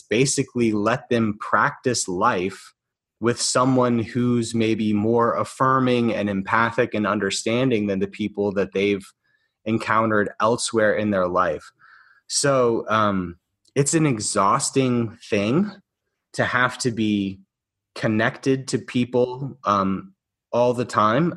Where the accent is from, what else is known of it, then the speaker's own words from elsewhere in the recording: Alabama, United States; I got offered a post at a university in my home in my home state of Alabama.